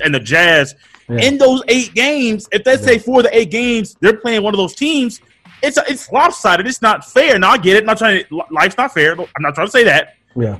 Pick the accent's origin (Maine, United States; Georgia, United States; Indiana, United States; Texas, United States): Indiana, United States; Indianapolis; my hometown team, the Pacers